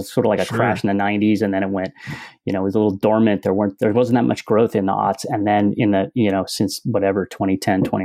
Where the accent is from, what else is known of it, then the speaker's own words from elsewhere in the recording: San Francisco Bay Area, California, United States; also born or lived in Japan; I'm from the Bay Area